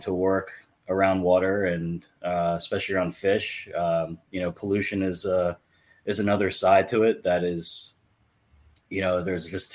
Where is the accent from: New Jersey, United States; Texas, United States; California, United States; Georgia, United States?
New Jersey, United States; moved away as an adult; now in Pennsylvania, United States; I'm originally from New Jersey